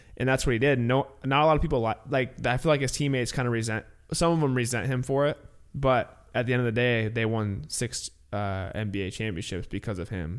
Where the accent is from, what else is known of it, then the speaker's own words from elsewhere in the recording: Illinois, United States; growing up in Illinois, um, I went to sc-, public school through eighth grade